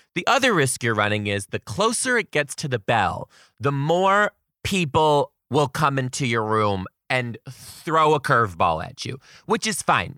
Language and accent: English; Detroit, Michigan, United States; now in Seattle, United States; I currently live in Seattle, Washington. I am from Detroit, Michigan.